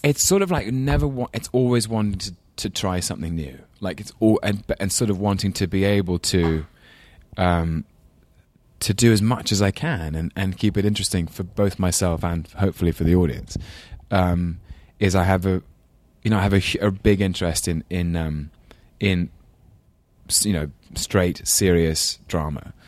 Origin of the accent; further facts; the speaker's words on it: London, United Kingdom; accent: English London; my very English London accent